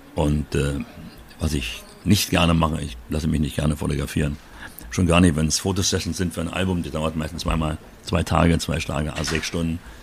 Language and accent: German; Berlin, Germany; moved away; ich komme aus Berlin, Wedding, und bin dort aufgewachsen